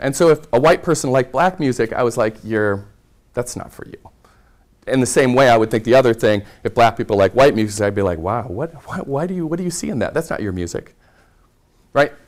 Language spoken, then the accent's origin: English; Red Oak, Iowa, United States; moved away; I grew up in rural Iowa in the southwest corner